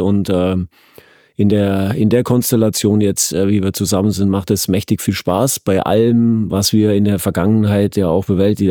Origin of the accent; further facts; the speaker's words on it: Bavaria, Germany; now in Berlin, Germany; ich komme aus dem Süden, aus dem, aus dem äußersten Süden, an der, an der Grenze mhm. zu Österreich und Schweiz. Äh, äh, und bin da ja auch groß geworden